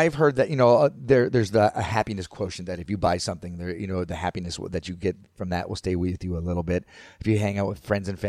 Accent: Florida, United States; I grew up in Florida

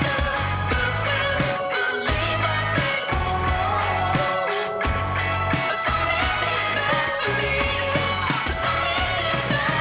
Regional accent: Midwest, United States; I'm from the Midwest

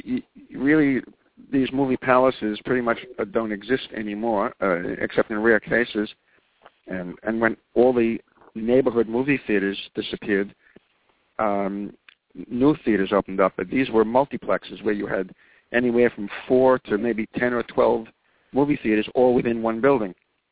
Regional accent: New York City, New York, United States; Well, where I grew up in the Gravesend section of Brooklyn

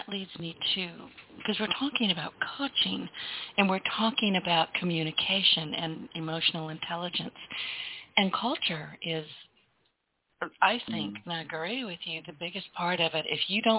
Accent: United States; And I am American, but it's garbage for the most part.

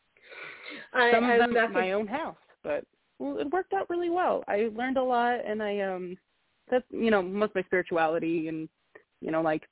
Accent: Colorado, United States; I grew up in Colorado

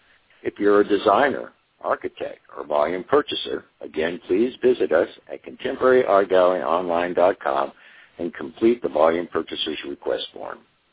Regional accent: New Mexico, United States; Well, I grew up in New Mexico, and we vacationed a lot in the Taos area.

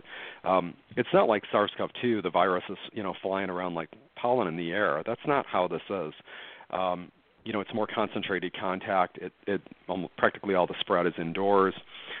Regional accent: United States; I was recreationally, just as an American, following the two cruise ships that were quarantined in February and March.

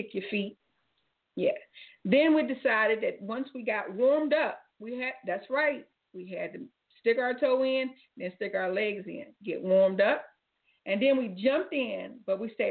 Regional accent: Cleveland, Ohio, United States; I'm from Cleveland

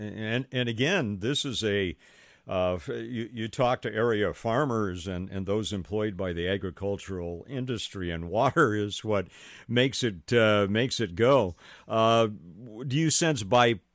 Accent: Los Angeles, California, United States; moved away as an adult; also born or lived in Sacramento; now in Central Valley, United States; I grew up in the Los Angeles area and spent a little over 30 years of my life down in Southern California

